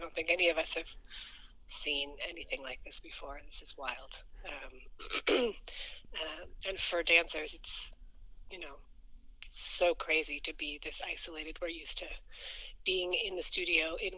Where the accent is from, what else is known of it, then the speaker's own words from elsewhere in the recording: Boulder, Colorado, United States; I grew up in Boulder